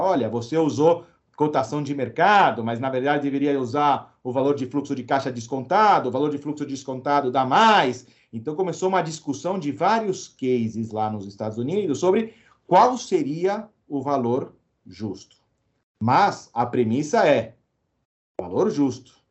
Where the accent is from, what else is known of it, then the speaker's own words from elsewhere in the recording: Uruguay; moved away; tinha um espanhol, porque eu nasci no Uruguai, né? Então, eu sempre falei com a família em espanhol